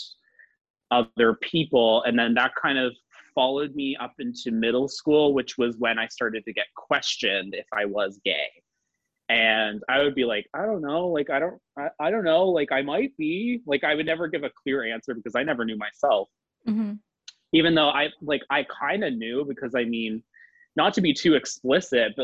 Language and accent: English; Fredericton, New Brunswick, Canada; moved away as an adult; also born or lived in Miramichi, New Brunswick / Toronto; I'm from Fredericton, New Brunswick, which is a very, it's the capital city of New Brunswick